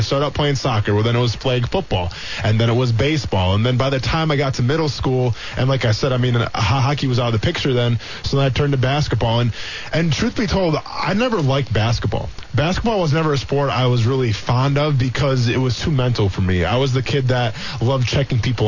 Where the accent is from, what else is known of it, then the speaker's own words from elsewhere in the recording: Iola, Wisconsin, United States; moved away; growing up in Iola